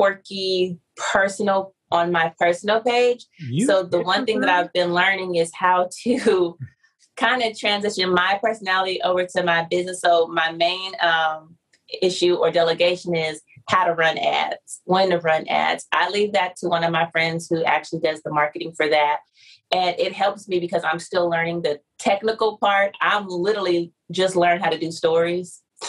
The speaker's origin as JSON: {"language": "English", "town": "San Diego", "region": "California", "country": "United States", "said": "I'm from San Diego"}